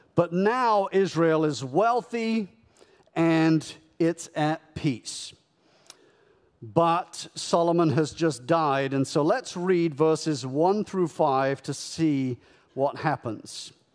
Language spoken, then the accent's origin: English; United Kingdom; moved away as an adult; also born or lived in Canada; now in United States; I was born and raised in the United Kingdom, lived in Canada for a decade. I've been in the United States for seventeen years.